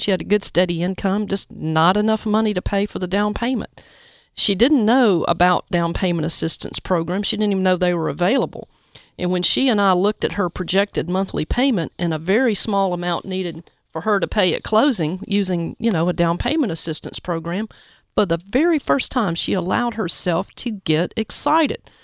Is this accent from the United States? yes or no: yes; Jackson, United States; now in Memphis, United States; I grew up in Jackson